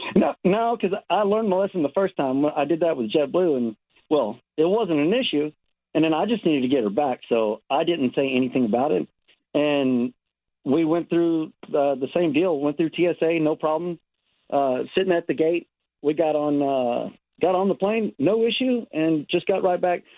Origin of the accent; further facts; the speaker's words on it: Texas, United States; now in Southern California, United States; I'm originally from Texas. I, I have a twin brother, and uh, we moved out here. Shoot, 17 years ago